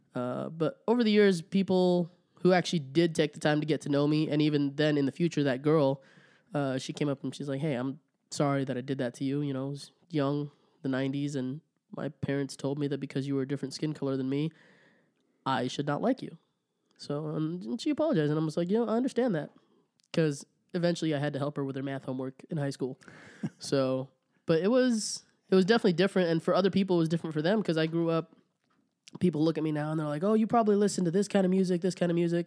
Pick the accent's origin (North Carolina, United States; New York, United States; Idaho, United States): Idaho, United States; Rigby; also born or lived in Olongapo, Philippines; now in Idaho Falls, United States; I grew up in Rigby.